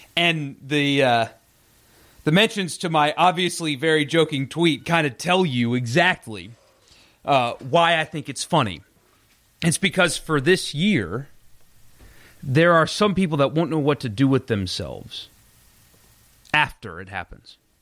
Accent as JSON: {"language": "English", "region": "South Carolina", "country": "United States", "tie": "born or raised there", "also_born_or_lived": "Mississippi", "moved": "as an adult", "said": "I, I grew up in South Carolina"}